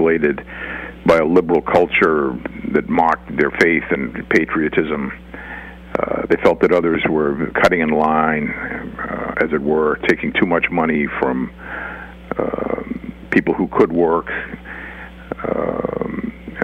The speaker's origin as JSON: {"language": "English", "town": "Boston", "region": "Massachusetts", "country": "United States", "said": "I'm from Boston and Massachusetts, a blue state"}